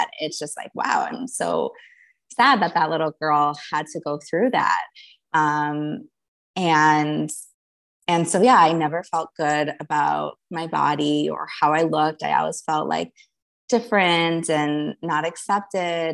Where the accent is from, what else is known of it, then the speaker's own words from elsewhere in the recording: Minneapolis, Minnesota, United States; I grew up in Minneapolis, Minnesota